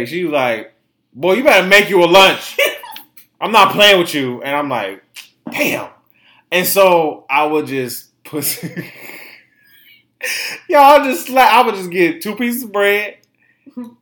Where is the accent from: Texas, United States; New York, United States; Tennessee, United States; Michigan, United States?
Michigan, United States; Detroit; people from my town, my hometown